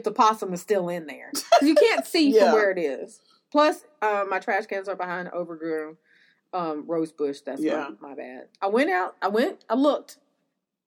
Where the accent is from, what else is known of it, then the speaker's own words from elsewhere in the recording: North Carolina, United States; I'm from North Carolina